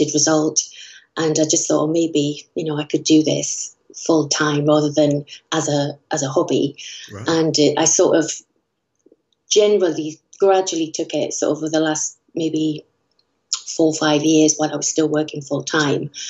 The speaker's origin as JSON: {"language": "English", "town": "Newcastle upon Tyne", "region": "North East England", "country": "United Kingdom", "also_born_or_lived": "London", "moved": "as an adult", "lives_now": "Tunbridge Wells, United Kingdom", "said": "I'm originally from Newcastle. I moved down to London 22 years ago"}